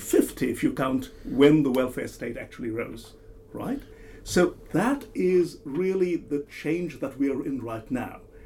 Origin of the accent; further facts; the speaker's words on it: India; moved away; my home country, India